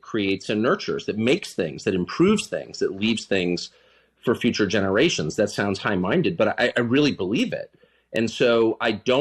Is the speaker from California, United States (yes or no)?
yes; San Diego, California, United States; moved away; also born or lived in Georgetown, Washington, D.C.; I grew up in La Jolla and Georgetown